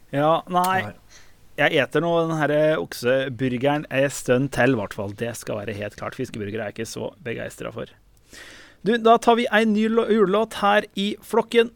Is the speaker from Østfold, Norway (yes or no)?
yes; Østfold, Norway; Jeg kommer jo fra Østfold.